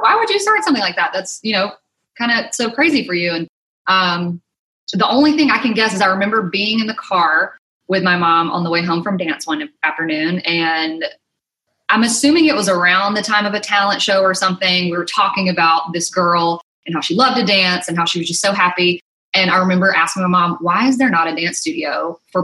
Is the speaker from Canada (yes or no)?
no; Mobile, Alabama, United States; moved away as an adult; also born or lived in Mississippi; now in Nashville, United States; I grew up in Mobile, Alabama, actually a small town right outside of Mobile